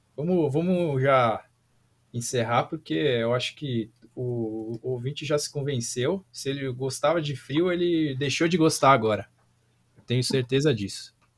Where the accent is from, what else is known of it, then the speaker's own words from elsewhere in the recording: Brazil; A gente é brasileiro